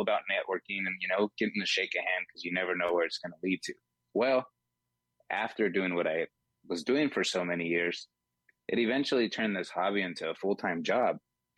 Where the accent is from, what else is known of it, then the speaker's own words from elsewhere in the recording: Fresno, California, United States; moved away as an adult; now in Las Vegas, United States; originally born and raised in Fresno, California.